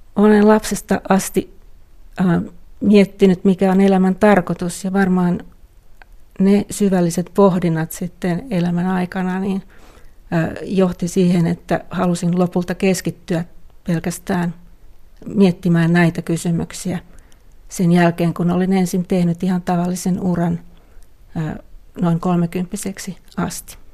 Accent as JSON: {"language": "Finnish", "country": "Finland", "first_language": "Finnish", "moved": "yes", "said": "mielelläni asun täällä kotimaassani, puhun omaa kieltäni"}